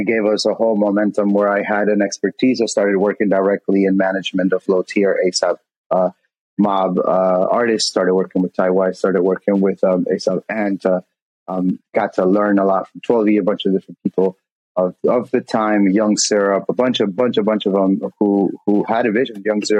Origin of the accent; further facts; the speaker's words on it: Jackson Heights, New York, United States; also born or lived in East Elmhurst, United States; Elmhurst Queen, Elmhurst kid. East Elmhurst, the hell Elmhurst, you know what I'm saying? Gotcha. And I grew up in Jackson Heights and East Elmhurst. Shout out to everybody from out there, man.